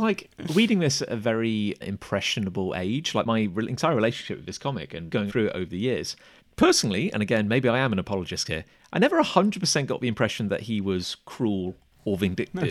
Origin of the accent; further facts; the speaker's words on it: Gloucester, South West England, United Kingdom; Growing up in Gloucester, I think we had a place called the Collector's Choice